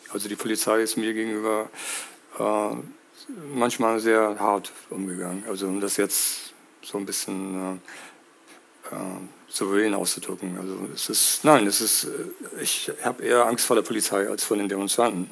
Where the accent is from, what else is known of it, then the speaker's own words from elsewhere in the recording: United States; now in Hamburg, Germany; ich bin in den USA aufgewachsen.